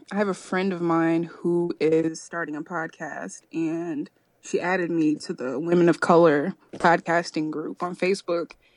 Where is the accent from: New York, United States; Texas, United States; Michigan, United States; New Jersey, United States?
New York, United States; Rochester; now in Chapel Hill, United States; I grew up in Rochester, New York